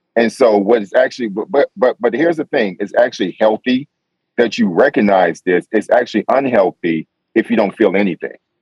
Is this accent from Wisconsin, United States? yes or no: no; New York, United States; I'm from New York